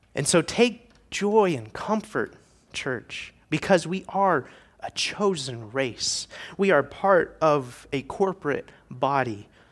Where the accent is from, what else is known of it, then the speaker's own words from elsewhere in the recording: Indiana, United States; moved away; I am from Indiana originally